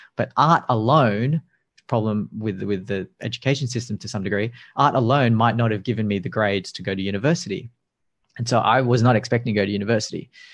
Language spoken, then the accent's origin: English; Sydney, New South Wales, Australia; I'm from Sydney and we have 25 million people